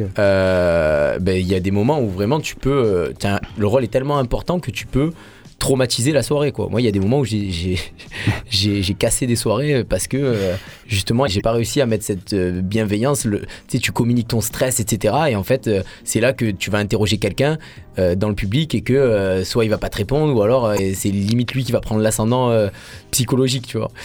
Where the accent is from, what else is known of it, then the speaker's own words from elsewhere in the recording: Marseille, Provence-Alpes-Côte d'Azur, France; en tant que Marseillais